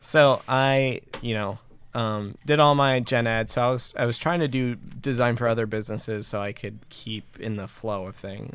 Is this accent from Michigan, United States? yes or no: yes; Fenton, Michigan, United States; smaller businesses around my hometown, which is Fenton